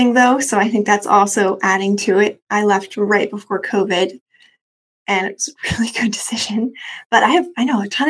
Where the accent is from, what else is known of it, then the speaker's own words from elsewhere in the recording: Sacramento, California, United States; also born or lived in San Francisco, California; now in Marin, United States; I grew up in Sacramento, California, about 2 hours outside of the city in East Sacramento